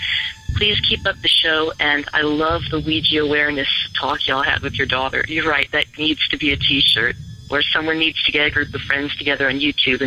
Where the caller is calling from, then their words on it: Virginia Beach, Virginia, United States; This is …, and I'm calling from Virginia Beach, Virginia.